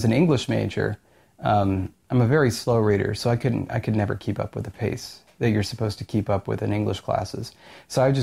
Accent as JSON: {"language": "English", "area": "Orange County", "region": "California", "country": "United States", "said": "I'm from Orange County"}